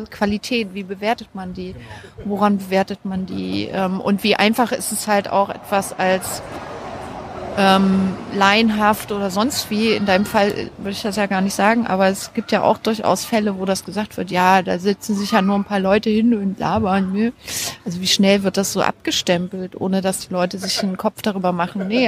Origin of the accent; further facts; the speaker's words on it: Weimar, Thuringia, Germany; also born or lived in Halle, Germany; Ich bin in Weimar aufgewachsen. Und ursprünglich komme ich aus Sachsen-Anhalt, aus äh, Halle.